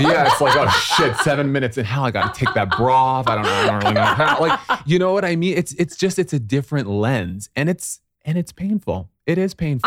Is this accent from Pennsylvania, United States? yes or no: no; Syracuse, New York, United States; moved away; I grew up in Syracuse, New York